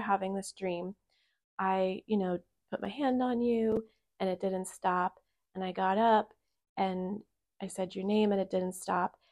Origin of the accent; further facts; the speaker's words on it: Bechtelsville, Pennsylvania, United States; moved away; I come back to my hometown that I lived in for whatever, twenty years